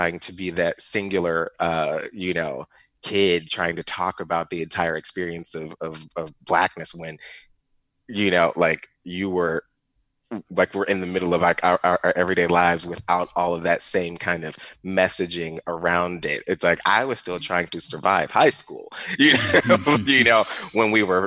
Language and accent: English; Ferguson, Missouri, United States; I grew up in Ferguson, Missouri